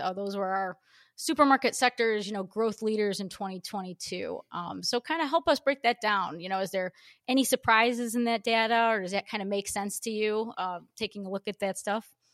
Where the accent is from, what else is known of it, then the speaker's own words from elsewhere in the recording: United States; also born or lived in Illinois; we paltry Americans